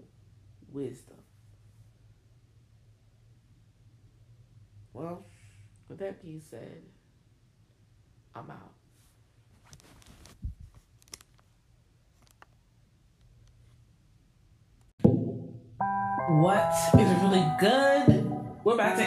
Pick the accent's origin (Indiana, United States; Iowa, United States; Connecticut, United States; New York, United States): New York, United States; New York City; also born or lived in Newark, New Jersey; I'm from Newark, so I mean, I was born in Newark, but raised in Brownsville